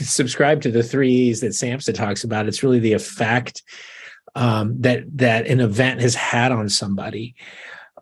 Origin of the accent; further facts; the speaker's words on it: Arizona, United States; moved away as an adult; now in Portland, United States; I'm originally from Arizona, moved here about 10 years ago